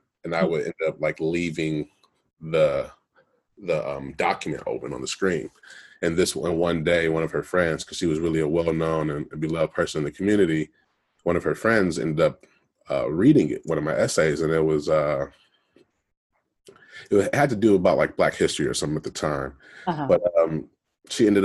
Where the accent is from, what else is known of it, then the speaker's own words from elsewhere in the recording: Detroit, Michigan, United States; moved away as an adult; now in Los Angeles, United States; I'm originally from Detroit, Michigan. So I grew up in Detroit, went to school at the University of Michigan.